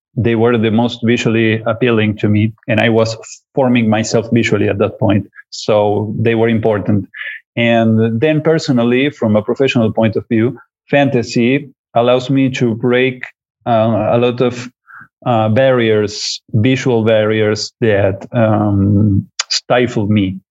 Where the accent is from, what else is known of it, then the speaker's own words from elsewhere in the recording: Uruguay; I come from Uruguay in South America